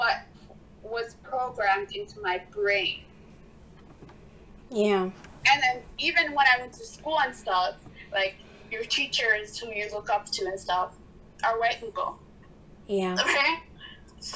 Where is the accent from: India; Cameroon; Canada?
Canada; I grew up here in Canada